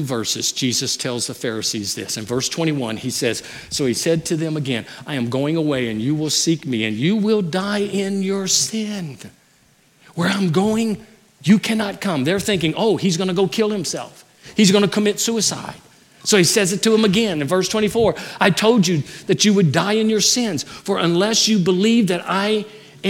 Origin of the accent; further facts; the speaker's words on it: Louisiana, United States; moved away; I'm from Louisiana